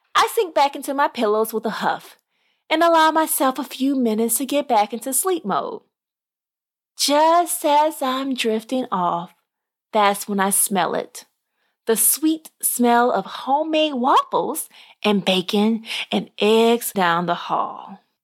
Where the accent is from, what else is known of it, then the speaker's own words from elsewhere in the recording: Little Rock, Arkansas, United States; I'm from Arkansas. I was raised in Arkansas. And so I was in Little Rock, Arkansas, where, you know, I call home as well